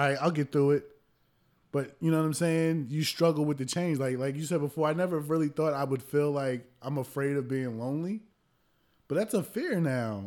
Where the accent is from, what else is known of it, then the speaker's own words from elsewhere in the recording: New Jersey, United States; I'm from Jersey